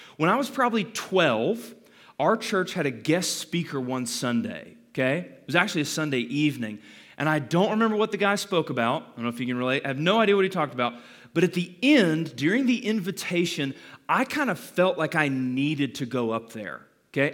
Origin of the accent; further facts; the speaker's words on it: Calhoun, Georgia, United States; I was born in Calhoun, um, thirty minutes up the road from here